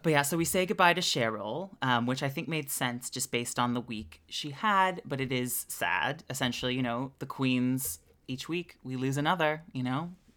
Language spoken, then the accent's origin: English; Canada